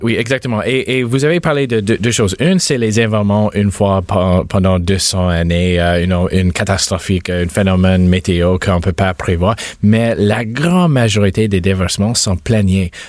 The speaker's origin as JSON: {"language": "French", "town": "Mississauga", "region": "Ontario", "country": "Canada", "said": "je viens de Mississauga. Euh, ma famille vient de Mississauga."}